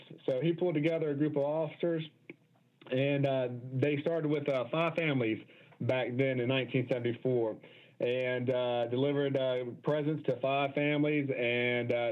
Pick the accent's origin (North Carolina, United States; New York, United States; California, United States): North Carolina, United States; Charlotte; I'm from Charlotte